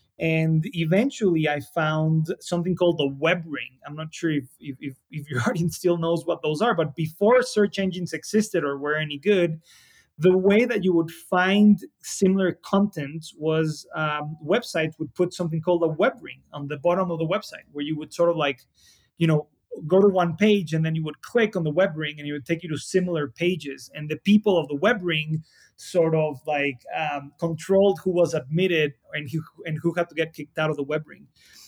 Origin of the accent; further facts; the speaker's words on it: Mexico City, Mexico; Mexico City is a little bit of a crazy place. You know, there's 20-some million people that live here.